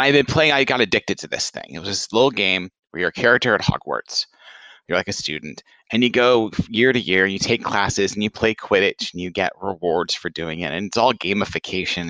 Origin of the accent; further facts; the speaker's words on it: Franklin, Tennessee, United States; moved away; my hometown, Franklin, Tennessee